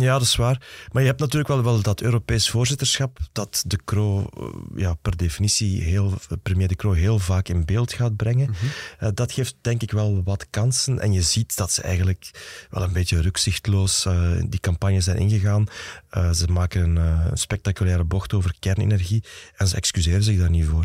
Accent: Flanders, Belgium; bij ons in Vlaanderen

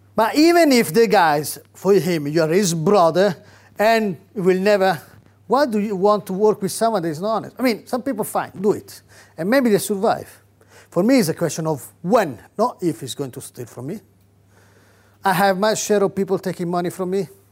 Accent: Rome, Lazio, Italy; now in United Kingdom; I come from Catholic Rome

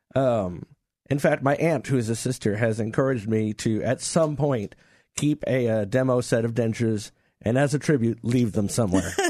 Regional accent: New York, United States; growing up in New York

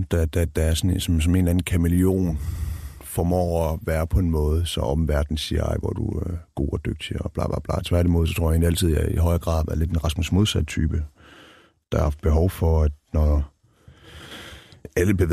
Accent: Denmark; Nej, overhovedet ikke. Jeg betragter mig selv som dansk.

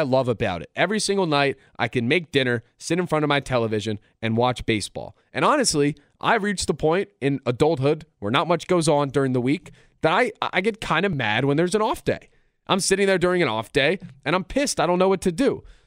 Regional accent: Philadelphia, Pennsylvania, United States; I've lived through good times and bad times growing up in Philadelphia

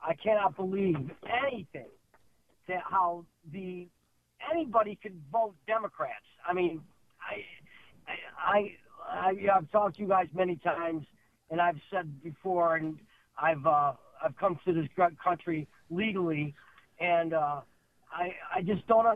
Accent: France; now in United States; Born in France

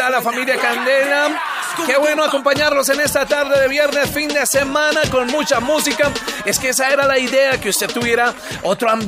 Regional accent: Venezuela; now in Bogotá, Colombia; Soy venezolana y tengo

